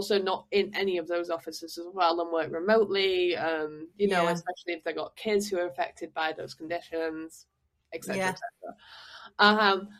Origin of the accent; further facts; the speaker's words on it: Manchester, North West England, United Kingdom; moved away as an adult; now in Paris, France; I feel very strongly about where I'm from, and I'm very sort of connected to, you know, being a Manc, being a Northerner